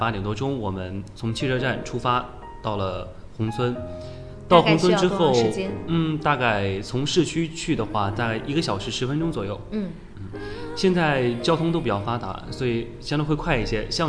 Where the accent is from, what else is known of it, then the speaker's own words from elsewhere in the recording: Huangshan, Anhui, China; also born or lived in Wuhu; 对，我是当地人。